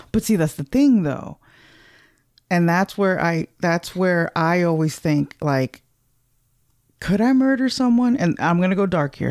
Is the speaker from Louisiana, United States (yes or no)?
no; California, United States; moved away; ever since I left California